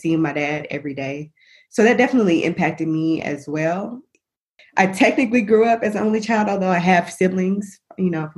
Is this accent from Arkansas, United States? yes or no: yes; Little Rock, Arkansas, United States; moved away; I'm from born and raised in Little Rock, Arkansas / North Little Rock